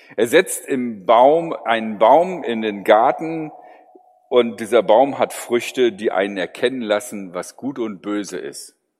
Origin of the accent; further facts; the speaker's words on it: Germany